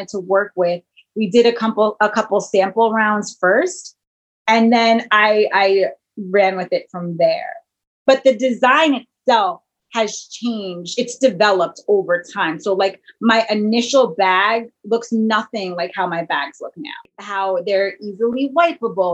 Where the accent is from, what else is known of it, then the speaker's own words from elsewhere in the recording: New York, United States; my hometown